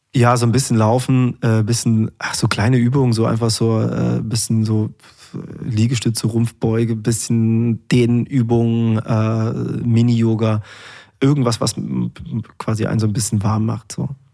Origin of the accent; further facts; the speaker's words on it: Erfurt, Thuringia, Germany; Es ist meine Heimatstadt